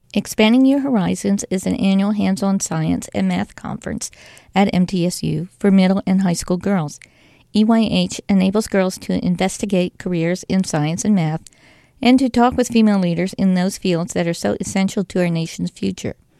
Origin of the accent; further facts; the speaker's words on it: Nashville, Tennessee, United States; also born or lived in Rutherford County, Tennessee; I grew up in Nashville and now attend Middle Tennessee State University in Rutherford County